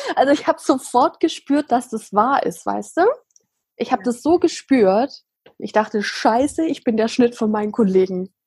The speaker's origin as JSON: {"language": "German", "region": "Swabia", "country": "Germany", "tie": "born or raised there", "said": "ich bin im Schwabenland groß geworden"}